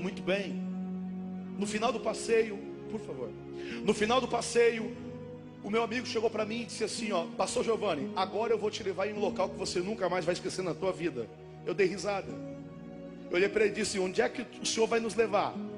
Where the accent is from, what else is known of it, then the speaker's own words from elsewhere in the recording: Paranaguá, Paraná, Brazil; moved away as an adult; now in Santa Catarina, Brazil; Eu sou de Paranaguá, sou do, sou do estado do Paraná, moro em Santa Catarina há 11 anos.